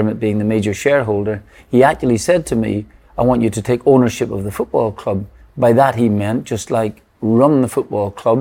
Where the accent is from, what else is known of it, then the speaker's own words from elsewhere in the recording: Northern Ireland, United Kingdom; I was born in Northern Ireland, growing up as an Irish Catholic